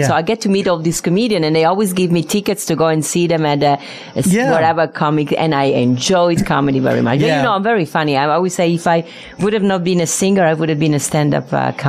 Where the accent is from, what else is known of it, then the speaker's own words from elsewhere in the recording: Venice, Veneto, Italy; English is a second language; also born or lived in New York / Netherlands; now in Las Vegas, United States; I'm from Venice, Italy.